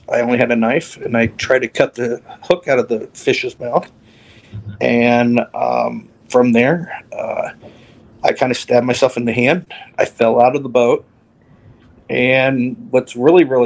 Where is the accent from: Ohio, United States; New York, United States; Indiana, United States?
Indiana, United States; near Evansville, Southern; I'm from Southern Indiana, near Evansville, Indiana, down south near Kentucky and Indiana and Illinois. And I grew up on a farm, a 63-acre farm.